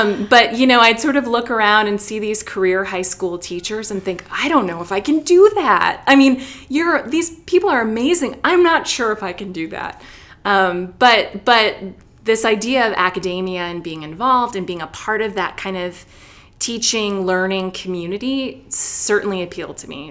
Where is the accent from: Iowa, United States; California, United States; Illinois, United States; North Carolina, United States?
Illinois, United States; Chicago; moved away as an adult; also born or lived in Wheaton, Illinois; now in Atlanta, United States; I grew up in Chicago, stayed there for undergrad, worked a little, went to graduate school there